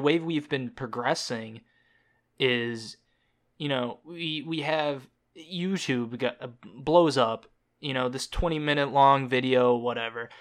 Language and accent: English; Georgia, United States; now in Wisconsin, United States; I was born in Georgia